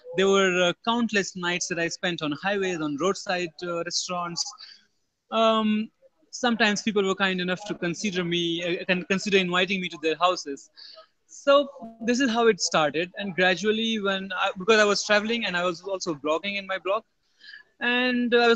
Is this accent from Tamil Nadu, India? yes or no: no; Kanpur, Uttar Pradesh, India; moved away as an adult; also born or lived in Mumbai, India / Bangalore, India; I was born in Kanpur. I lived about 19 initial years of my life in Kanpur